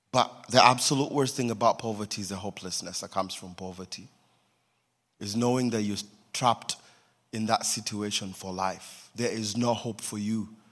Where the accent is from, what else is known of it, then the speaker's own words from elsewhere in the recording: Nairobi, Kenya; I was born in Nairobi, Kenya, in a family of three boys